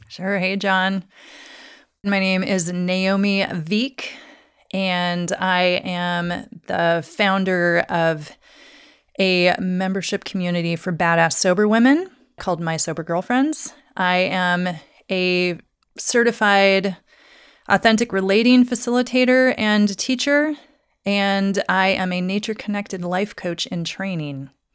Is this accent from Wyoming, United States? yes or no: yes; Douglas, Wyoming, United States; moved away as an adult; also born or lived in Salem, Oregon / Seattle, Washington / Crystal Mountain, Washington; now in Portland, United States; I grew up in Douglas, Wyoming, very small town.